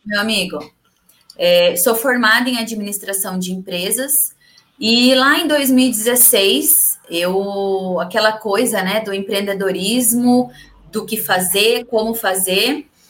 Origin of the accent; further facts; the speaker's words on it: São Carlos, São Paulo, Brazil; eu sou São Carlense, eu vim para Araraquara fazer o curso em Pretec